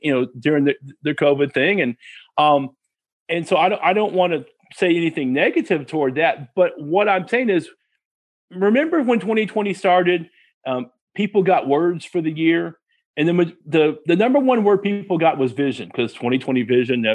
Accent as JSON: {"language": "English", "region": "Texas", "country": "United States", "said": "my parents, um, we're from Texas"}